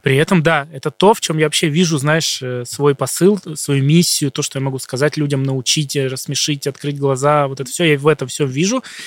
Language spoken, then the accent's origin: Russian; Shadrinsk, Kurgan Oblast, Russia; moved away; Я из Шадринска, это из Курганской области, маленький город